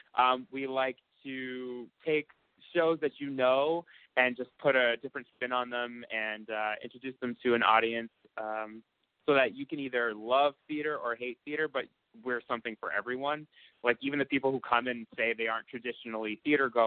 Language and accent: English; Boston, Massachusetts, United States; Growing up in Boston was great.